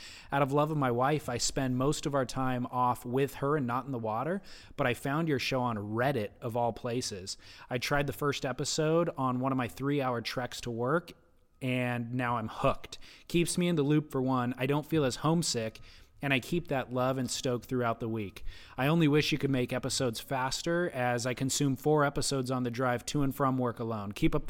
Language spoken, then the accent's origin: English; New Jersey, United States; I took up surfing at a young age in New Jersey, my home state, and fell in love with the surf culture of Okinawa, my first duty station